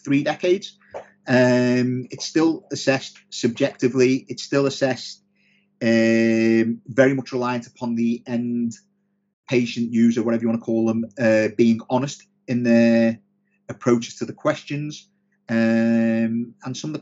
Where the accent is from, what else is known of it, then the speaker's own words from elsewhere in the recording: Liverpool, North West England, United Kingdom; now in Sheffield, United Kingdom; I'm from Liverpool originally, but I live in Sheffield.